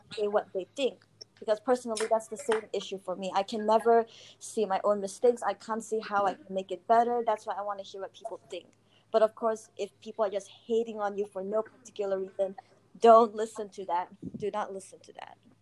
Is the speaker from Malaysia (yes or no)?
yes; Malaysia; I'm from Malaysia, somewhere in Asia.